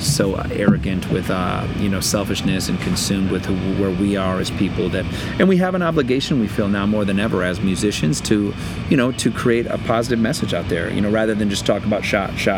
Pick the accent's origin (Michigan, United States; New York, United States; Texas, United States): Michigan, United States; growing up in Michigan